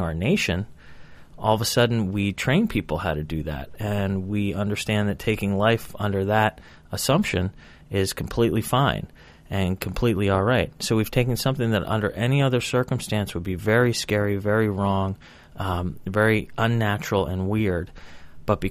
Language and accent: English; United States; I walk around as a proud American. I am an American